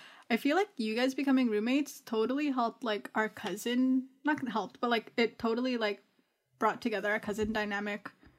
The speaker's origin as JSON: {"language": "English", "country": "Canada", "tie": "born or raised there", "said": "It's weird to be like 23 and not have gone to Toronto or Vancouver, mm-hmm. but I was born and raised in Canada"}